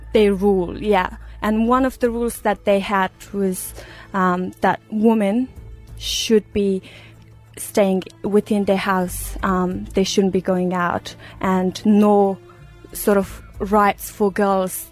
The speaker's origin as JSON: {"language": "English", "region": "Uruzgan", "country": "Afghanistan", "tie": "born or raised there", "moved": "yes", "said": "I was born in Uruzgan province of Afghanistan"}